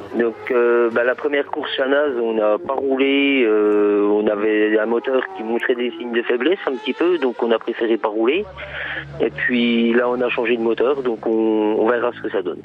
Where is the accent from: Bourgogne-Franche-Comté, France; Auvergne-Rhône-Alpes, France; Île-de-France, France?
Bourgogne-Franche-Comté, France; Le Russey; Du Russet